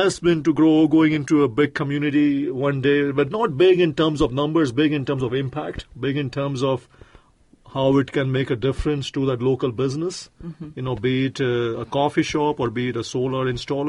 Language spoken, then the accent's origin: English; India; You know, I'm from India, as you know by now